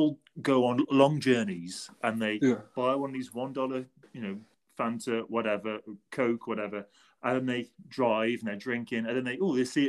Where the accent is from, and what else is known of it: England, United Kingdom; now in Chicago, United States